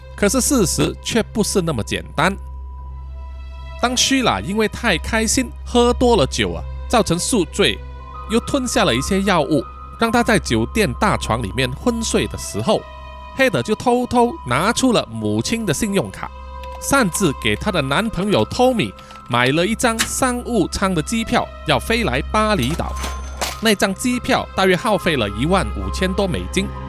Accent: Malaysia; 作为马来西亚人呢

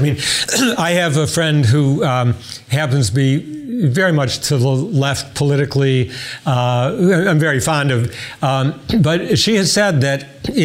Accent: Detroit, Michigan, United States; I grew up in Detroit, so I was very conscious and actually went to a high school named after Henry Ford.

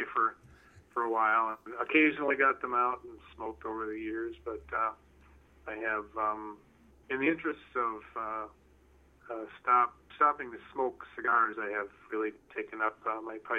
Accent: southern Minnesota, United States; also born or lived in North Carolina / Massachusetts; I was born and raised in southern Minnesota

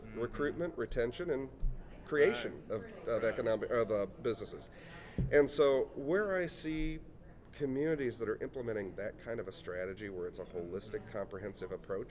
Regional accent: Effingham, Illinois, United States; I grew up in a town of about 13,000 downstate. I grew up in Effingham, Illinois.

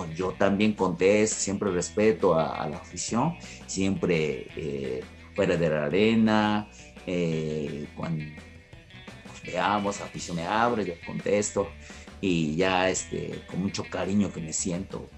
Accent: Japan; Spanish is a second language; moved away as an adult; now in Mexico; soy japonés

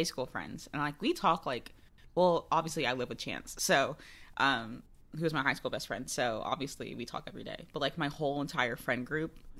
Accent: Florida, United States; moved away; people in my high school get married very young because I'm from Florida, like, rural mm-hmm. Florida. Not really rural. Country Florida

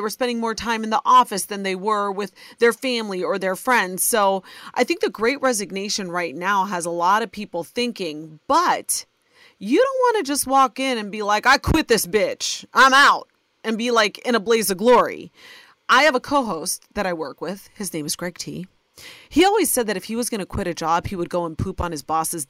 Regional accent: Ohio, United States; born or raised there

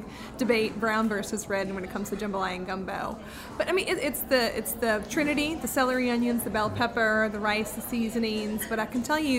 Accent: New Orleans, Louisiana, United States; I grew up in New Orleans.

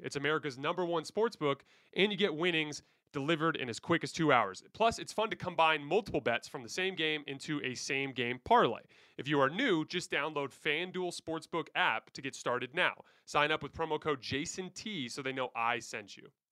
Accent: Tucson, Arizona, United States; I grew up in Tucson, Arizona

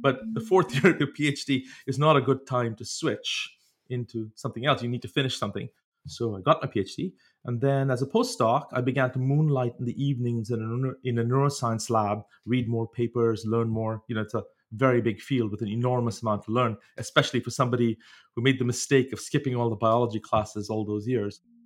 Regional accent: India; moved away; growing up in India, uh, you didn't have access as much at, in those days to sort of biological laboratories

